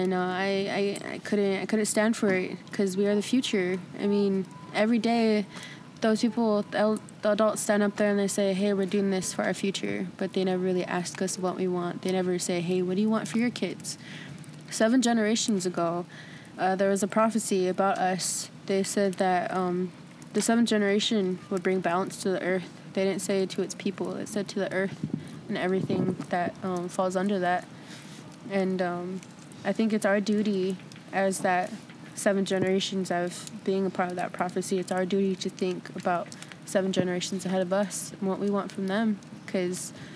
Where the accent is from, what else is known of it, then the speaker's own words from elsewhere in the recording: Eagle Butte, Cheyenne River Sioux Reservation, South Dakota, United States; I'm from Ingeboot, South Dakota, Shiner River Sioux Reservation